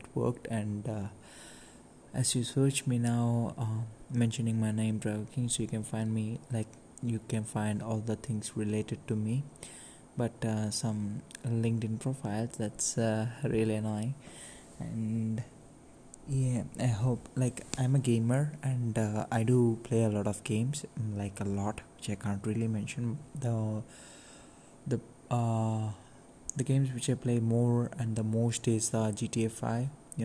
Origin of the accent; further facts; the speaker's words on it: Bangalore, Karnataka, India; now in Kerala, India; Currently living in Kerala. I'm originally from Bangalore